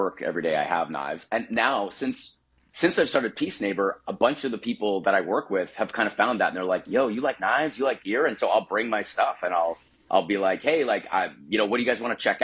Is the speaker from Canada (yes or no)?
yes; Canada; We grew up in Canada